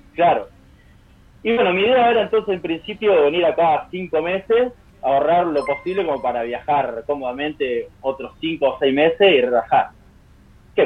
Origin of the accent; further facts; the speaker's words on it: San Cayetano, Buenos Aires Province, Argentina; moved away as an adult; now in Denmark; en San Cayetano, en mi pueblo